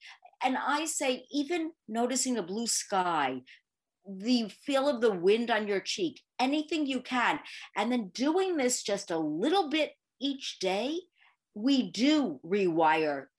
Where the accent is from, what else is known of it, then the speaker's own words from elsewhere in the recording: New York City, New York, United States; So I am born and bred in Manhattan, the Big Apple